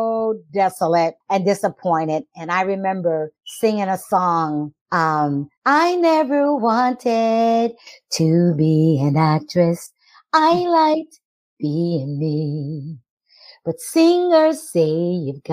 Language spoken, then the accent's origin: English; Rochester, New York, United States; now in Colonial Beach, United States; I am originally from Rochester, New York, but I am residing in Colonial Beach, Virginia